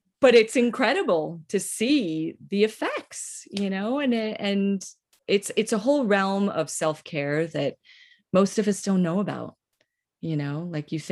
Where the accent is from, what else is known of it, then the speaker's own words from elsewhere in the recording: Northeast, United States; I'm from the Northeast